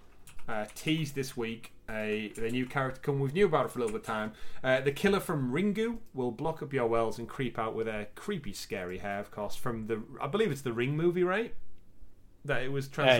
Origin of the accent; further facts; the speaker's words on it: United Kingdom; we're both British